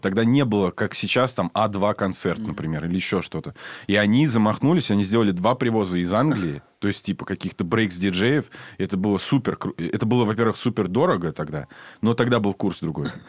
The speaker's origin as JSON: {"language": "Russian", "region": "Saint Petersburg", "country": "Russia", "said": "я из Питера"}